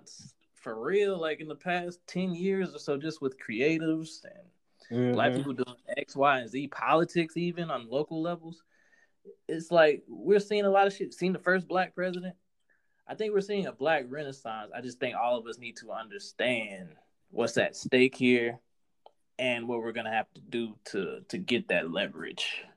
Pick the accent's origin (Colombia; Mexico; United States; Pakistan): United States; We're Black Americans